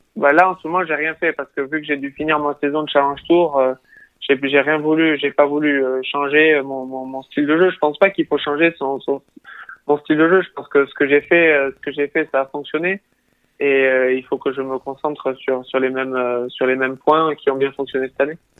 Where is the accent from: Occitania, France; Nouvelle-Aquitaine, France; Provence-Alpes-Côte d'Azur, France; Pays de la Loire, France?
Occitania, France; Tarbes; also born or lived in United States; je suis rentré chez moi à Tarbes